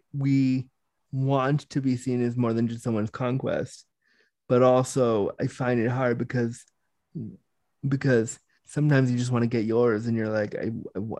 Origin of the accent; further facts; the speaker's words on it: Toronto, Ontario, Canada; I'm from Toronto